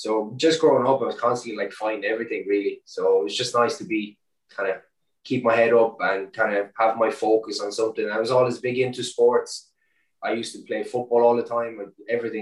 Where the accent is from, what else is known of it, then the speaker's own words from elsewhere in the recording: Ireland; also born or lived in Romania; growing up in Ireland, or obviously coming from Romania when I was such a young age, being that foreigner, kind of, you know, I moved to Ireland when I was 7